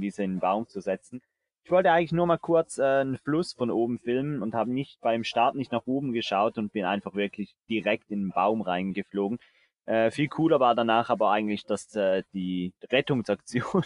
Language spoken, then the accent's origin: German; Switzerland; bei uns in der Schweiz